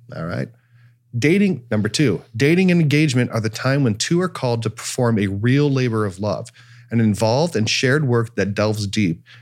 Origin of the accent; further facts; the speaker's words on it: Cleveland, Ohio, United States; I'm from Cleveland